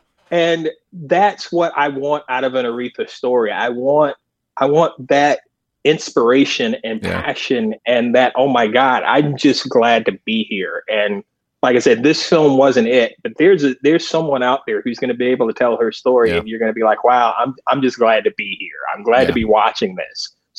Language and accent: English; the South, United States; as a kid growing up in the South who was aware of, you know, gospel music and performers